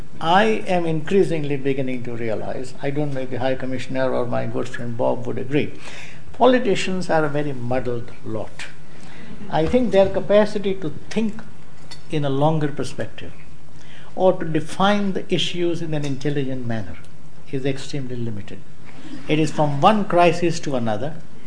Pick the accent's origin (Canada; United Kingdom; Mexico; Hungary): United Kingdom; I'm British, but at the same time, the Britishness is so capacious as to include the Scots, the Welsh, the Indians, the Hindus and Muslims and so on.